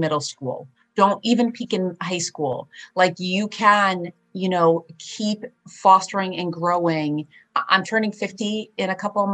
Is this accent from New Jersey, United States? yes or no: yes; New Jersey, United States; first language Polish; English is a second language; also born or lived in Bronx, New York; I ended up working at the cultivation site here in New Jersey in my hometown